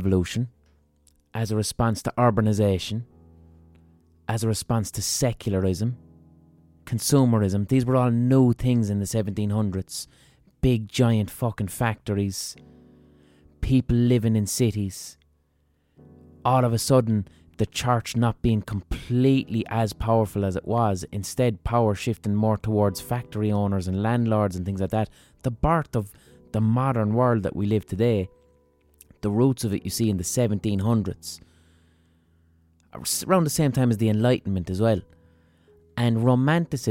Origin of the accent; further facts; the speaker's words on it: Ireland; we as Irish people